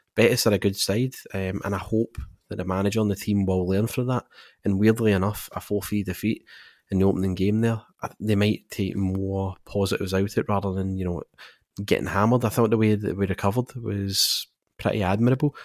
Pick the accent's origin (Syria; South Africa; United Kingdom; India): United Kingdom; Scotland; growing up in Scotland